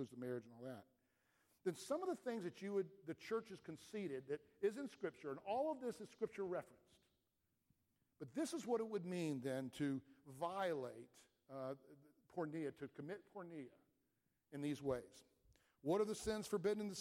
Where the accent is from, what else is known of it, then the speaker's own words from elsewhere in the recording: Atlanta, Georgia, United States; I grew up in Atlanta